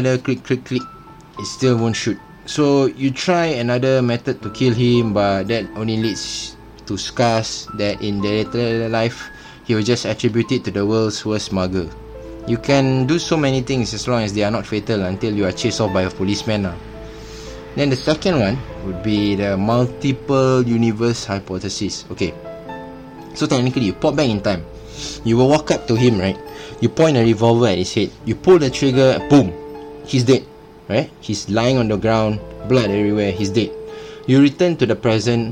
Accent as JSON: {"language": "English", "country": "Singapore", "said": "I'm Singaporean."}